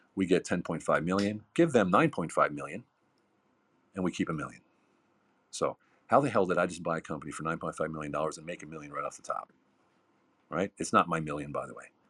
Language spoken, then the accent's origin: English; United States; moved away as an adult; also born or lived in Hungary / Lancaster, Pennsylvania; now in Germany; I'm an American